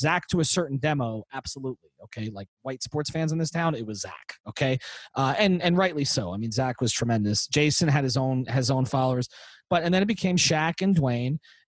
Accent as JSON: {"language": "English", "region": "New York", "country": "United States", "tie": "born or raised there", "said": "I was growing up in New York when Doc Gooden came up."}